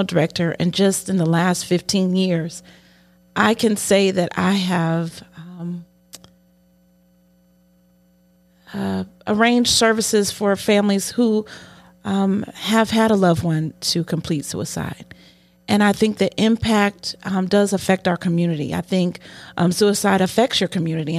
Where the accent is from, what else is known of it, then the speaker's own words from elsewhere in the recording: Cleveland, Ohio, United States; I was born in Cleveland, so I guess I can rep Cleveland